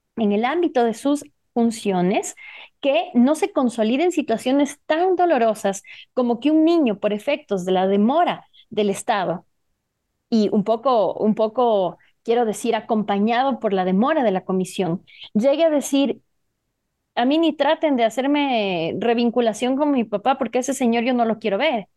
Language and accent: Spanish; Ecuador; aquí en mi país, Ecuador